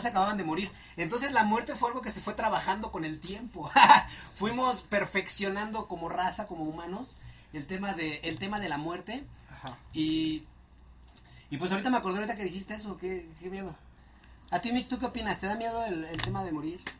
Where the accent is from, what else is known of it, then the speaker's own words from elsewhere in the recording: Mexico; nosotros como mexicanos somos una mezcla de nuestra raza indígena